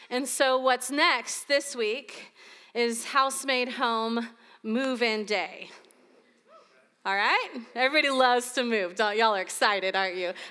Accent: St. Augustine, Florida, United States; I grew up here in St. Augustine, but I've lived in the panhandle of Florida.

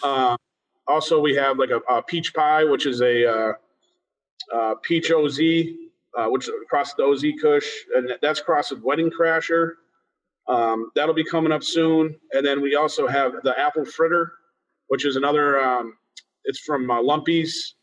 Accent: Springfield, Massachusetts, United States; now in Lewisburg, United States; I was born in Springfield, Mass, and I, and now I reside in uh, Lewisburg, Pennsylvania

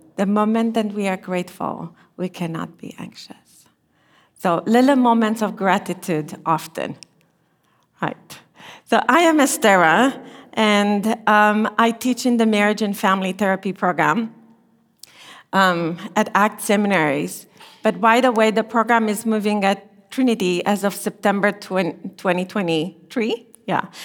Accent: Romania; moved away as an adult; I was born and I grew up in Romania during communism.

